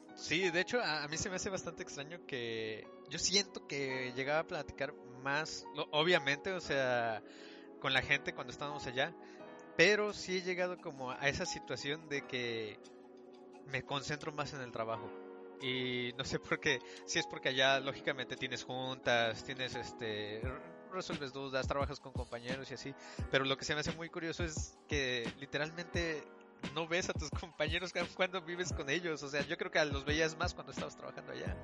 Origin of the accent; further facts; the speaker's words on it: Mexico City, Mexico; moved away as an adult; los tres somos de la Ciudad de México